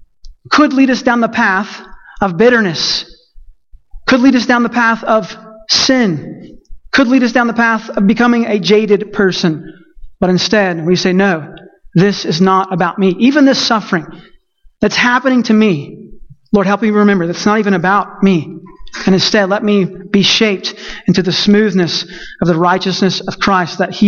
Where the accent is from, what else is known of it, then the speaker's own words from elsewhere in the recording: Texas, United States; I'm Texan